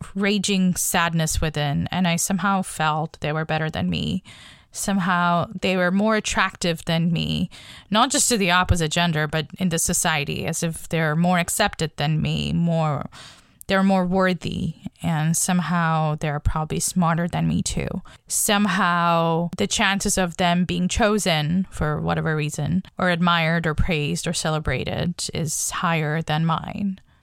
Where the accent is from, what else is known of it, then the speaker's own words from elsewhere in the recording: Bangladesh; moved away as an adult; now in Canada; I came to Canada when I was eighteen from Bangladesh.